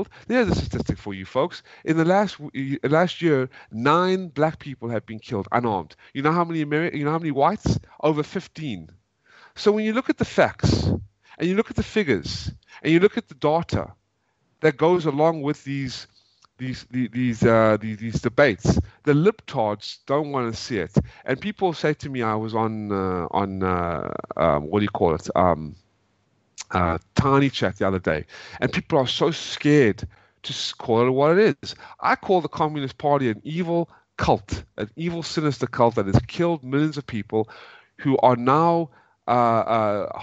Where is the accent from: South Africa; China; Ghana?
South Africa; now in United States; I'm originally from South Africa, folks. We had to leave in 1995, coming to America